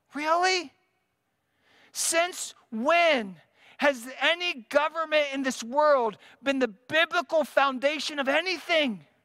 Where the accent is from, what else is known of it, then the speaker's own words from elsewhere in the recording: United States; as American Christians